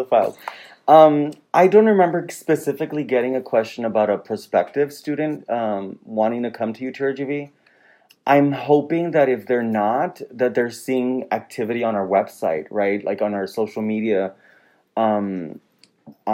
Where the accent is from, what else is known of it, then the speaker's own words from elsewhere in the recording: Rio Grande Valley, Texas, United States; moved away as an adult; I'm originally from the Valley. I left for several years and then came back